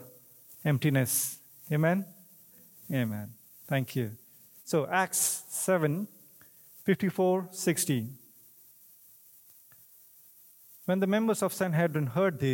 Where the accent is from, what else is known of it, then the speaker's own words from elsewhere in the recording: India; English is a second language; moved away; I'm from India